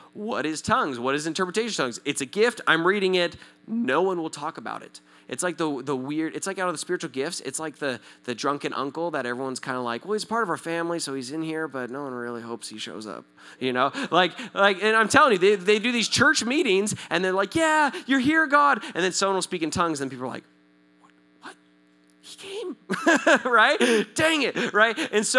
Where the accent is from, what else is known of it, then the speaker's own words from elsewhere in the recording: Southern California, United States; I'm from Southern California. I speak Spanish. Kind of, not really